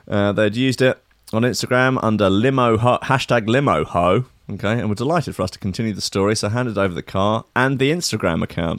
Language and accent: English; Enfield, London, United Kingdom; also born or lived in Berlin; I grew up in Enfield